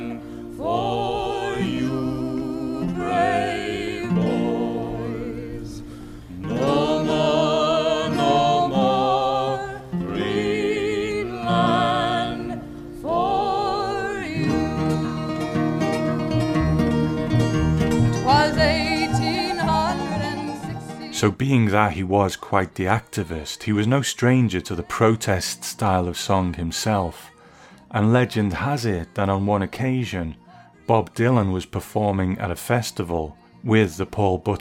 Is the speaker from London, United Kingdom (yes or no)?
no; Liverpool, North West England, United Kingdom; I am from Liverpool